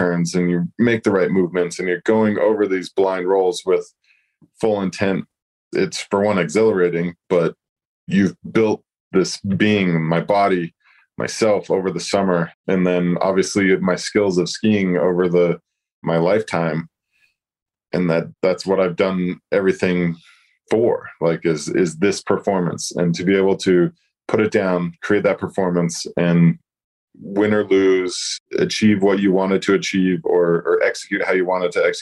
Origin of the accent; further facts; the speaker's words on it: Sundance, Utah, United States; I come from Sundance, and it's a small mountain